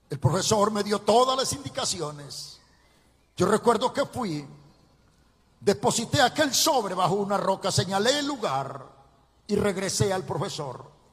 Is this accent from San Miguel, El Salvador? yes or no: yes; Ciudad Barrios, San Miguel, El Salvador; Nací en Ciudad Barrios, en el departamento de San Miguel, en, el oriente del Salvador